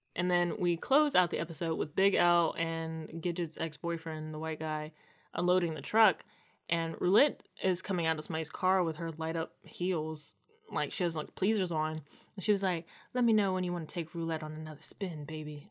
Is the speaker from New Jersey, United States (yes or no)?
no; Maryland, United States; born or raised there